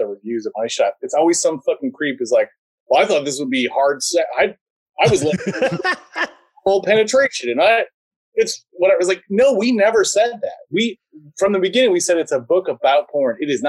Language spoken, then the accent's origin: English; Central Wisconsin, United States; moved away as an adult; now in Chicago, United States; I grew up in Central Wisconsin, but I've been here for 20 years. I moved here when I was 24.